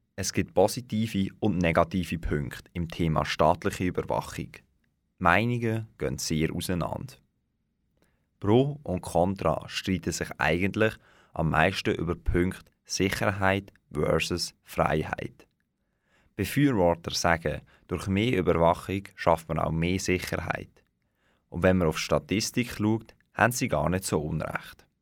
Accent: Switzerland; Bei uns in der Schweiz

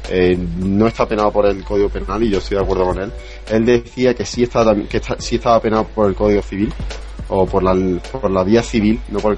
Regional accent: Spain; now in United States; atrasado que estábamos en España en cuanto a la velocidad de nuestras redes. No, sí, eso sí. Yo, yo salí de España bajándome en mi casa, tenía uno, bajándome a una velocidad de 30-40K y llegué a Estados Unidos

